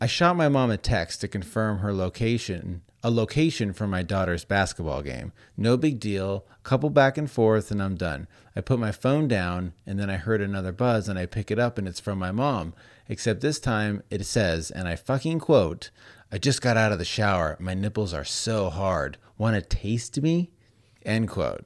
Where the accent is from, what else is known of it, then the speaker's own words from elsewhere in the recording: Las Vegas, Nevada, United States; you and I grew up in Las Vegas